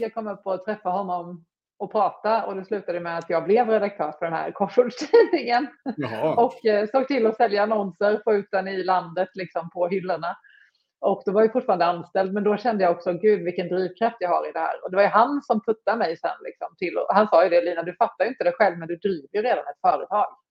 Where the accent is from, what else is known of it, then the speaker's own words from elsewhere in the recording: Småland, Sweden; accent: Småland; jag är ju smålänning som man hör